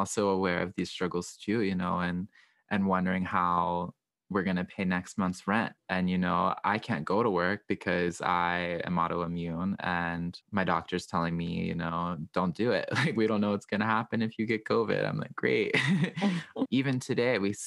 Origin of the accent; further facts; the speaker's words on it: Southwestern Virginia, United States; the community that I grew up in Southwestern Virginia.